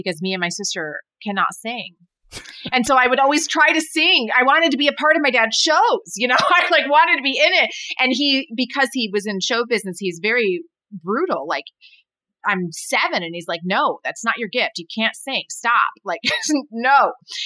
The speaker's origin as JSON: {"language": "English", "town": "Berrien Springs", "region": "Michigan", "country": "United States", "tie": "born or raised there", "also_born_or_lived": "Indiana", "said": "I'm from Berrien Springs, Michigan, which is, a small town"}